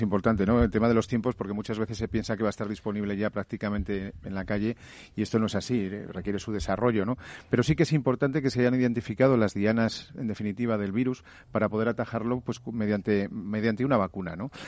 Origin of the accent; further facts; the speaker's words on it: Aragon, Spain; En mi, en mi tierra, en Aragón